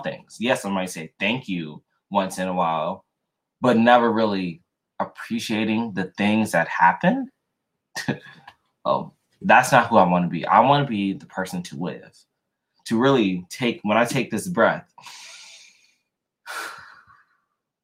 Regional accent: Louisiana, United States; moved away; I was born in Louisiana. So lived there, born and raised a little bit before I moved.

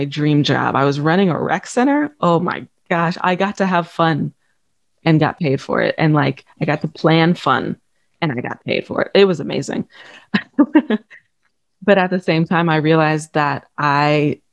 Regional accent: Omaha, Nebraska, United States; moved away as an adult; also born or lived in Vicksburg, Mississippi / West Memphis, Arkansas; now in London, United Kingdom; growing up in Omaha, I lived a really comfortable life

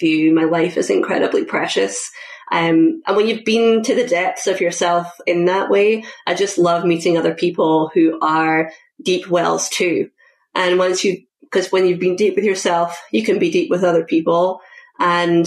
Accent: Scotland, United Kingdom; moved away as an adult; now in United States; when I was 20, I moved from Scotland to the US to play field hockey

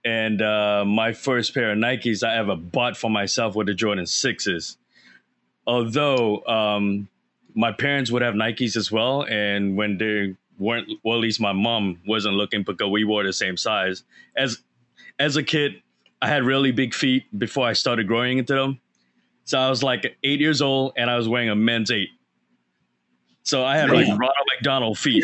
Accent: Singapore; I grew up in Singapore.

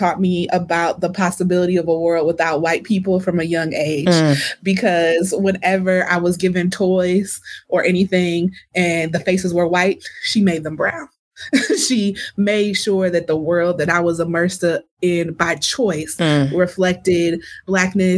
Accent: Milwaukee, Wisconsin, United States; moved away; I'm proudly from Milwaukee

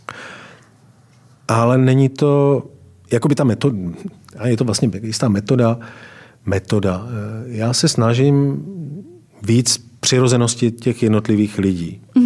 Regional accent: Valašské Meziříčí, Zlín Region, Czechia; moved away; Tak nejsilnější určitě je krajina, ve které jsem vyrůstal, to je Valašsko. A já jsem z Valeského Meziříčí

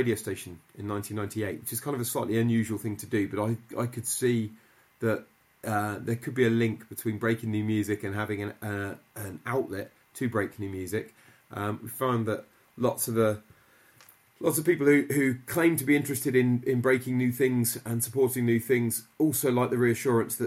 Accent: Midlands, United Kingdom; I grew up in the Midlands

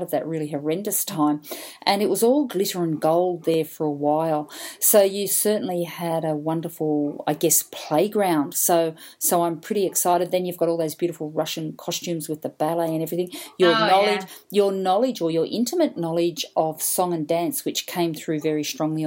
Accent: Australia; a lot of us here as Australian writers

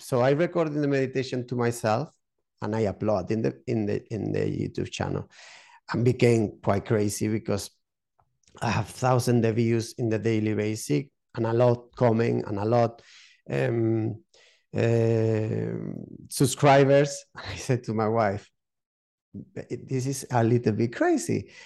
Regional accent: southern Spain, Spain; English is a second language; moved away as an adult; also born or lived in United Kingdom; now in Málaga, Spain; I'm from Spain. Um, yeah, from the south of Spain

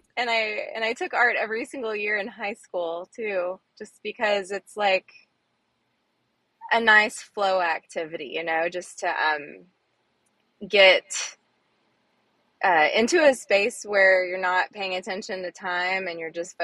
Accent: Fort Worth, Texas, United States; also born or lived in Arizona; So I grew up in Texas mostly. I was born in Arizona, but I consider myself a Texan. I went to school and finished high school in Fort Worth

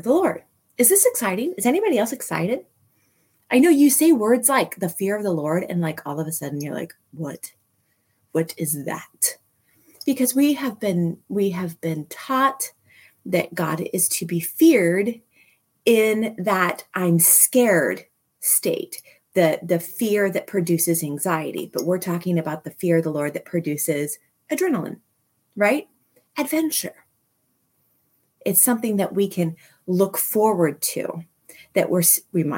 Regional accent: Manhattan, Kansas, United States; I grew up in Manhattan, one block south of Points, that is right across the street from City Park in Manhattan

